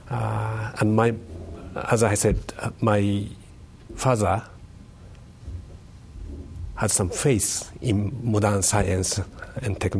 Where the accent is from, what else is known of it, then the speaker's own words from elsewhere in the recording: Tokyo, Japan; English is a second language; also born or lived in Kanazawa; Uh, I was born in Tokyo, in 1948, uh, and I was raised there.